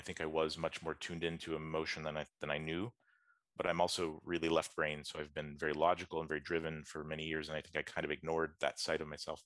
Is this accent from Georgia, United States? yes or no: yes; Atlanta, Georgia, United States; also born or lived in West Coast, United States; I'm from the US. I grew up in Atlanta, Georgia.